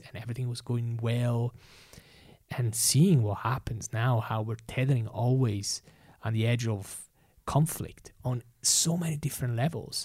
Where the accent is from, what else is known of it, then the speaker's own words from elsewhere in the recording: Italy; moved away; I've experienced it growing up in Italy